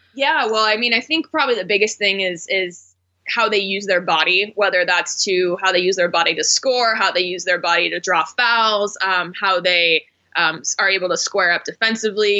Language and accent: English; Phoenix, Arizona, United States; moved away as an adult; also born or lived in Houston / Oklahoma City / Portland; I grew up in Phoenix, so this was an opportunity to come back to my hometown